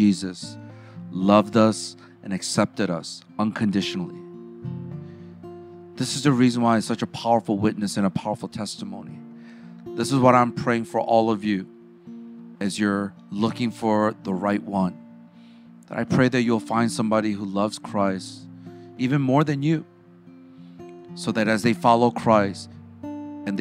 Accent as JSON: {"language": "English", "town": "Chicago", "region": "Illinois", "country": "United States", "tie": "born or raised there", "said": "I grew up in the South Side of Chicago"}